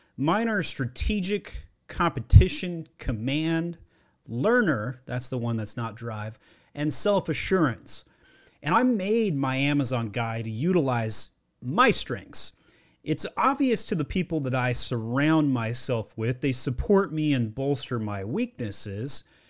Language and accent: English; Utah, United States; also born or lived in Maryland; now in Georgia, United States; I grew up in Utah, and I had to go to Maryland to find my wife, and now I live in Georgia.